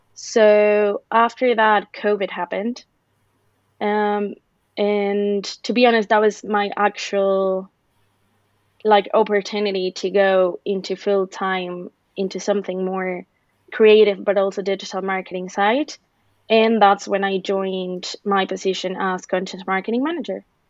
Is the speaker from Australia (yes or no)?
no; Mexico; moved away as an adult; now in Ireland; I'm originally from Mexico, uh, but I've been living in Ireland for five years now